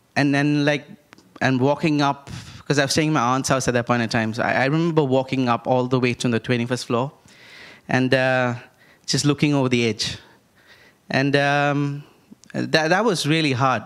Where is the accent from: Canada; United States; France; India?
India; I grew up in India